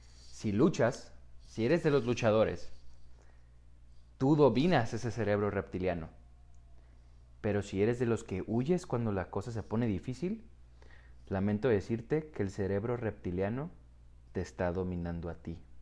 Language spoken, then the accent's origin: Spanish; Tijuana, Baja California, Mexico; yo vivo en Tijuana, ok, entonces soy, soy mexicano, tijuanense de, nacimiento